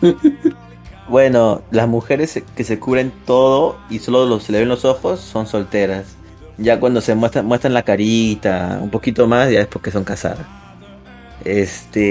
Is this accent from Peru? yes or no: yes; Peru; somos peruanos